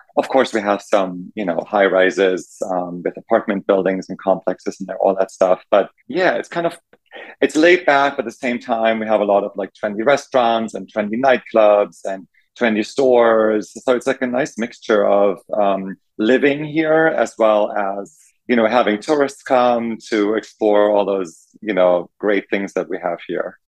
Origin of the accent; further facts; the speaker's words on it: Germany; moved away as an adult; also born or lived in New York City, United States; now in West Hollywood, United States; growing up in Germany